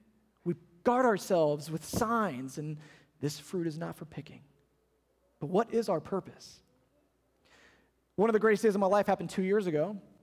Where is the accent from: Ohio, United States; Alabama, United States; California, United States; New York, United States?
Ohio, United States; We used to tease him because we came from Ohio. When you live up north for as long as we did, you get tired of seeing snow and rain and sleet and slush and gray skies and cold weather.